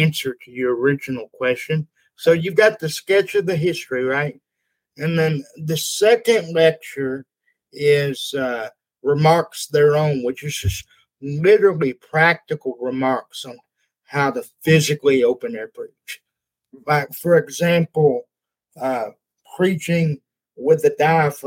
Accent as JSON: {"language": "English", "region": "Texas", "country": "United States", "accent": "hick", "said": "I'm from Texas. I speak hick"}